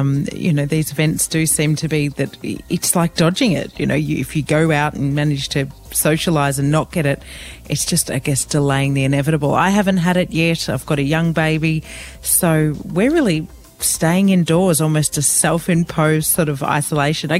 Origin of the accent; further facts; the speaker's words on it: Victoria, Australia; previous summers I've spent in my home state